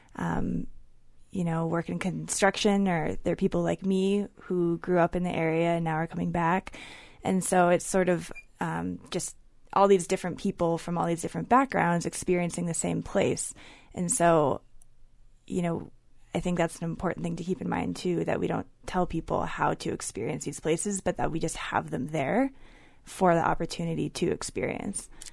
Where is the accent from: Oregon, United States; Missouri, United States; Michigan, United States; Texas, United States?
Oregon, United States; Dallas; I grew up in Dallas, Oregon, which is a timber town